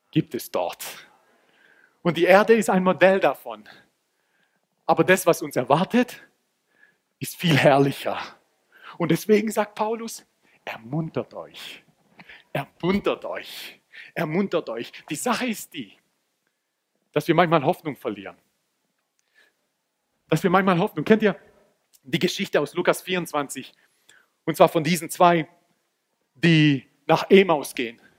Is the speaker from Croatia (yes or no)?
yes; Croatia; Im Halbfinale hat Kroatien, und ich bin Kroate, wer das nicht weiß